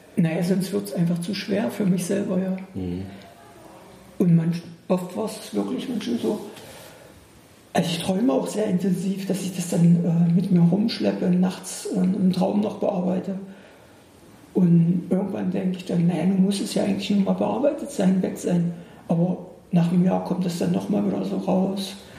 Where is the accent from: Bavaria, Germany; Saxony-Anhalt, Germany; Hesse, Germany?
Saxony-Anhalt, Germany; Bernburg; moved away; ich bin aus Bernburg, so eine große Garnisons, sowjetische Garnisonsstadt, fast ja, so ungefähr. Riesige Russenkaserne. Wir sind mit den Menschen groß geworden